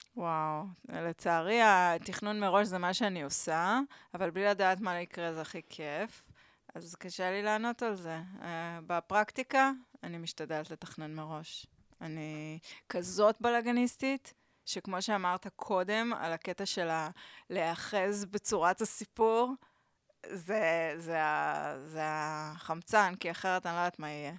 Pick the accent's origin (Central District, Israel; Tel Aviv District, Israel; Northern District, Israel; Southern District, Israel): Tel Aviv District, Israel; Tel Aviv; also born or lived in Barcelona; אני גדלתי בסביבה מאוד בוהמיאנית כזאתי